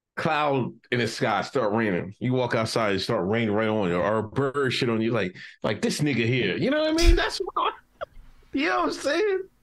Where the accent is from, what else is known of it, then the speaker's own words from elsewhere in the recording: United States; my hometown, Westchester